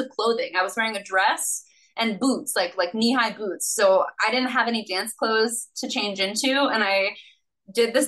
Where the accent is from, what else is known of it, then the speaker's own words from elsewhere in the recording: San Diego, California, United States; I'm from San Diego, and I had done a lot of regional theater growing up